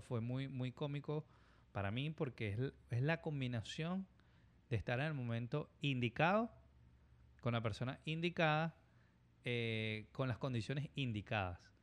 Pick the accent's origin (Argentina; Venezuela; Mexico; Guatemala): Venezuela; Caracas, Capital District; moved away as an adult; now in United States; nosotros nos criamos en, en Manzanar, en, en Caracas